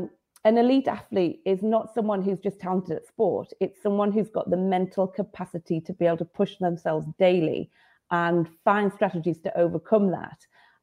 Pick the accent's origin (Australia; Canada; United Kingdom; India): United Kingdom; that's always something as a British athlete